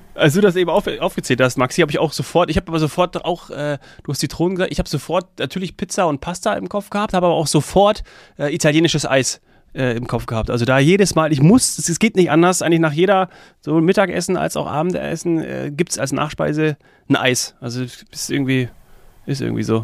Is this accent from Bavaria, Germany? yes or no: yes; Munich, Bavaria, Germany; mich als Münchner